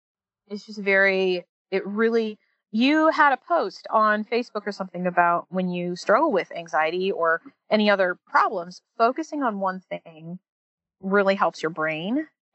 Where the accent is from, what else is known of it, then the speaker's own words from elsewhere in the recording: Seattle, Washington, United States; now in Hickory, United States; I'm a transplant from Seattle, but I've also lived all over the country, like literally several major cities. But I really feel at home in Hickory